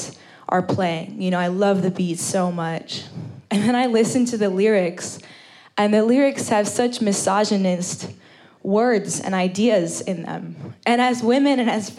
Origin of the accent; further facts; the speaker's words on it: New York City, New York, United States; I spent some time when I was growing up in New York City, you know, to two fairly traditional Indian parents